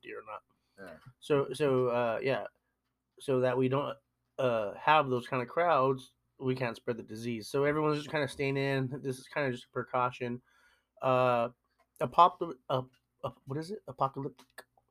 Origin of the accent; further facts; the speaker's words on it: Long Beach, California, United States; We're in Southern California. You guys know us. We're from Long Beach.